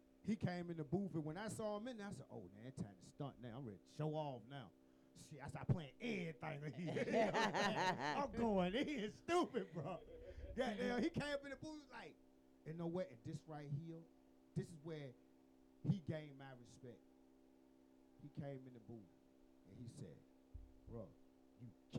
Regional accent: Atlanta, Georgia, United States; I'm from the East Side

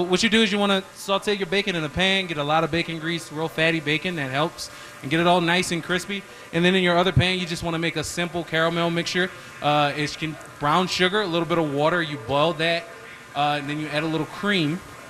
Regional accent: New Orleans, Louisiana, United States; now in Denver, United States; Well, I'm from New Orleans originally.

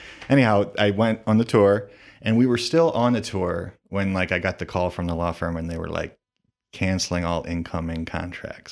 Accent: Toledo, Ohio, United States; I'm from the Toledo area. I, um, grew up, uh, in kind of the Perrysburg, Rossford area, and I've lived kind of all around the city

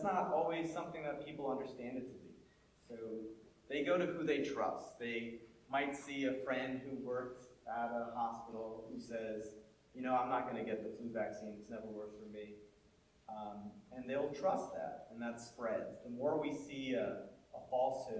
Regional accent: New York City, New York, United States; also born or lived in Montreal / North India; my family's North Indian, but you wouldn't know that I was born in Montreal or that I grew up in New York City.

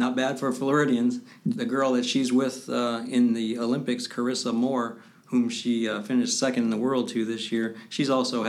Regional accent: Japan; born there; I was born in Japan, strangely enough.

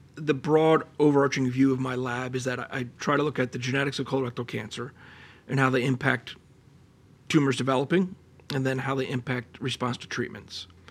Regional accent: Allentown, Pennsylvania, United States; moved away; I grew up in Allentown, Pennsylvania, which is a great place

